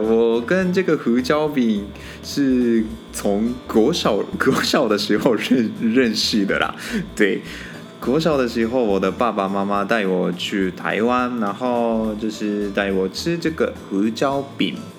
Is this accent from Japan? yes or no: yes; Japan; Chinese is a second language; moved away as an adult; now in Taiwan; 因为我是日本人嘛，我在日本玩过的地方并不多